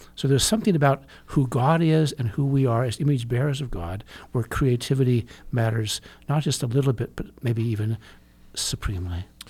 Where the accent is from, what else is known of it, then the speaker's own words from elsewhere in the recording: California, United States; I grew up in California